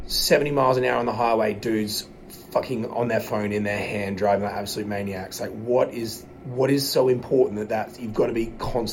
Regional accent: Adelaide, South Australia, Australia; now in Pittsburgh, United States; I'm from Adelaide, South Australia, but been currently there. I live in Pittsburgh, Pennsylvania.

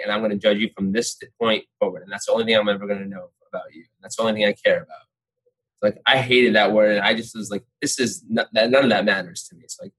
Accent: North India, India; Yeah, I'm like, I'm North Indian, and I'm like, I was considered like very dark for North Indians.

